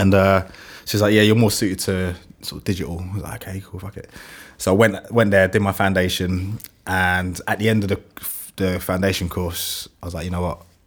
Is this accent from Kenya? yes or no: no; London, United Kingdom; accent: London; my London accent